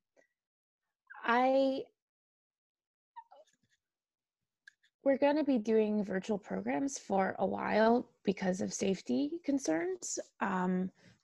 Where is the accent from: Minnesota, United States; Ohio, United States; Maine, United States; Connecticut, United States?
Connecticut, United States; Bloomfield; I'm from Bloomfield, and up here we have the Prosser Public Library, and I grew up going to it.